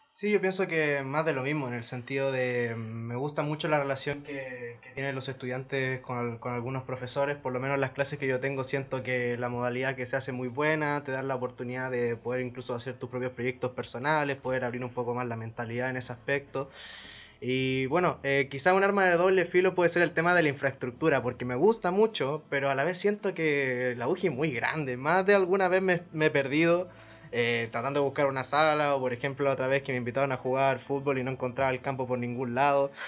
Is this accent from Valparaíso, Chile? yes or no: yes; Valparaíso, Chile; moved away as an adult; now in Castellón, Spain; vengo de Chile, específicamente de la ciudad de Valparaíso, un porteño de corazón